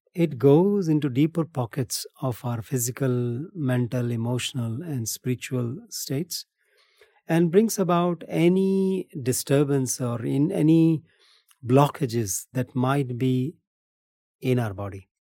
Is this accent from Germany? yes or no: no; India; moved away as an adult; also born or lived in Philippines / Bali, Indonesia; born and brought up in India